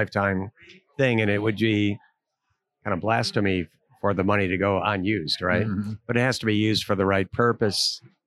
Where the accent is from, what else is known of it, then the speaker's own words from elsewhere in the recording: Dearborn, Michigan, United States; moved away as an adult; also born or lived in Indianapolis / Cincinnati / Pittsburgh / Cleveland; I grew up in Dearborn, went to Dearborn High